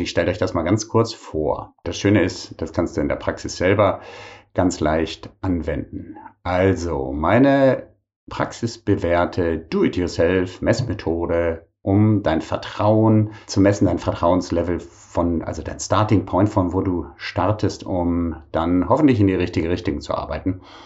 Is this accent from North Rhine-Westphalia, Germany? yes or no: yes; Bonn, North Rhine-Westphalia, Germany; moved away; in meiner alten Heimatstadt Bonn